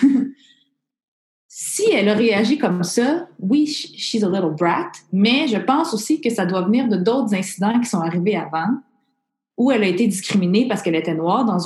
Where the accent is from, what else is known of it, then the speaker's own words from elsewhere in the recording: Montreal, Quebec, Canada; Je suis née à Maisonneuve, Rosemont. je, {S0} je, {S1} je, suis plus québécoise, je suis plus montréalaise que toi qui es née à Rimouski